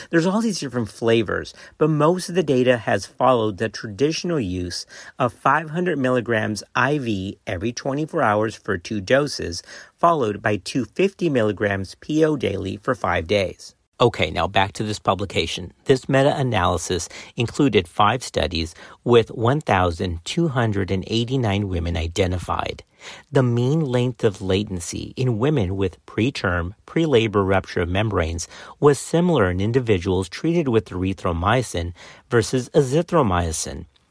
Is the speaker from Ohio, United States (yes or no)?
no; Texas, United States; Baylor College of Medicine here in Texas. So it's a shout-out to my home state